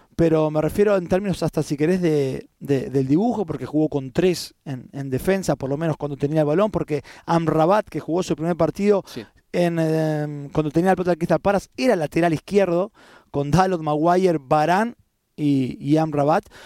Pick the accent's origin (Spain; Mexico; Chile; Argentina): Argentina; como argentino